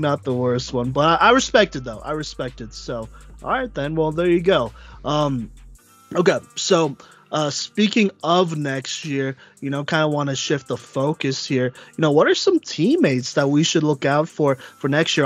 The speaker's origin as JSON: {"language": "English", "town": "Dallas", "region": "Texas", "country": "United States", "tie": "born or raised there", "said": "I was born in Dallas"}